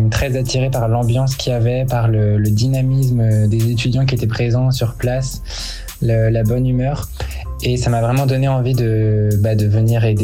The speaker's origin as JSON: {"language": "French", "area": "Vendée", "region": "Pays de la Loire", "country": "France", "moved": "as an adult", "lives_now": "Paris, France", "said": "je suis étudiant en deuxième année de DUT Information Communication à l'IUT de Paris et euh, je viens de Vendée, donc euh, je viens faire mes études à Paris."}